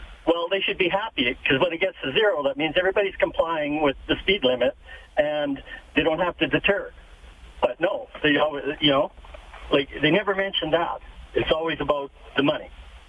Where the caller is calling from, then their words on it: Edmonton, Alberta, Canada; I'm calling from Edmonton.